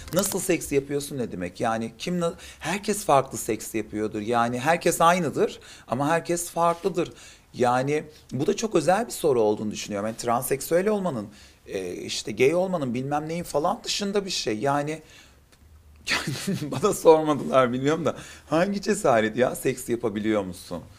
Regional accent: Adana, Turkey; now in Istanbul, Turkey; Adanalıyım, İstanbul'da yaşıyorum

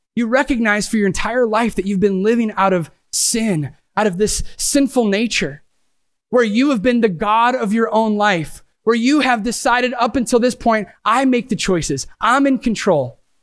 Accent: Sandusky, Ohio, United States; I am from Sandusky, Ohio. Yes, I literally live five minutes from Cedar Point

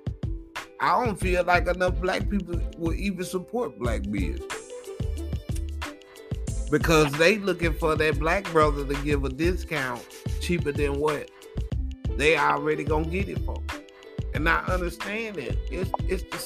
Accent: Blytheville, Arkansas, United States; moved away; we grew up in the Ville

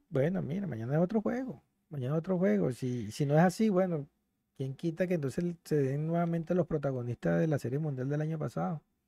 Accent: Venezuela; como venezolanos

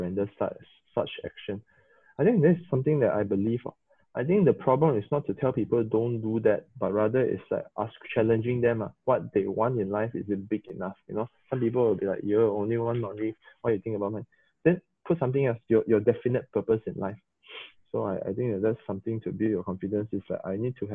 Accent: Sabah, Malaysia; English is a second language; three Sabahans

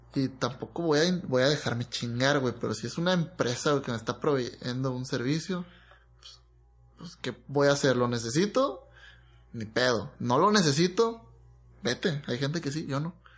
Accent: Mexico; como mexicano

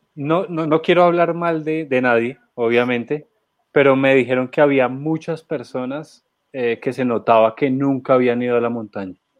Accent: Colombia; nosotros como colombianos

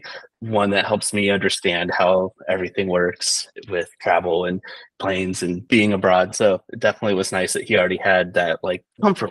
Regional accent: Canton, Ohio, United States; moved away as an adult; also born or lived in Akron, Ohio / Georgia; now in Milan, Italy; We both grew up in Ohio.

